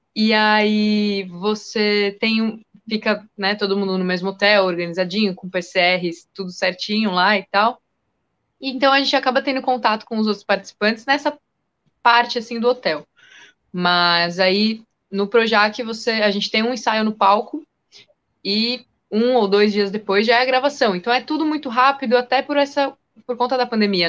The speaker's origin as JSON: {"language": "Portuguese", "region": "São Paulo", "country": "Brazil", "said": "eu sou daqui de São Paulo"}